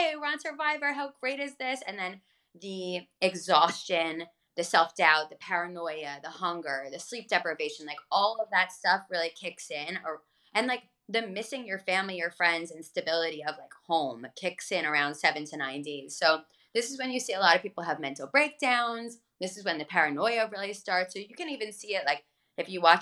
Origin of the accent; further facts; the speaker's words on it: Freehold, New Jersey, United States; I'm this hippie from Freehold, New Jersey